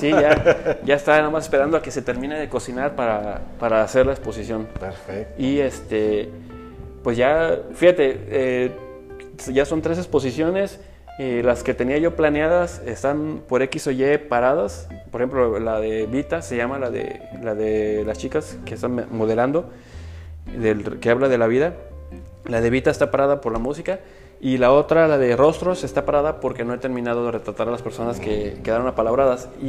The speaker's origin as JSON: {"language": "Spanish", "region": "Puebla", "country": "Mexico", "said": "Entonces, este, por eso le puse del sur para el norte, ¿por qué? Porque pues yo vengo de Puebla"}